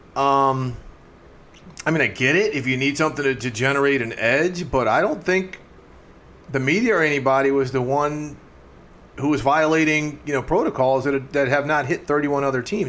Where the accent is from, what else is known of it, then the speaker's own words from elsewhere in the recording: outside of St. Louis, Missouri, United States; when I was a, a little kid growing up outside of St. Louis